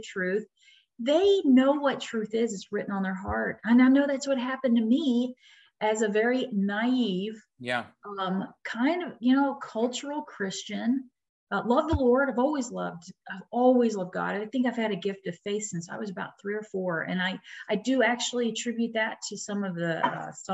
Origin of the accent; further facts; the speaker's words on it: Dallas, Texas, United States; growing up in East Dallas